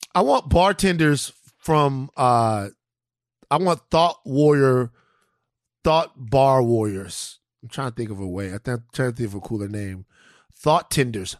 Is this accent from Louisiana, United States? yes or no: yes; Baton Rouge, Louisiana, United States; moved away; also born or lived in California; growing up in South Baton Rouge